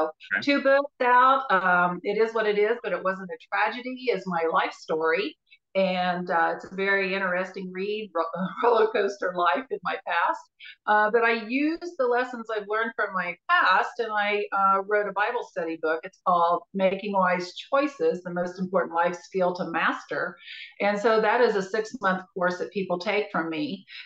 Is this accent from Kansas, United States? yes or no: yes; Wichita, Kansas, United States; I am from Wichita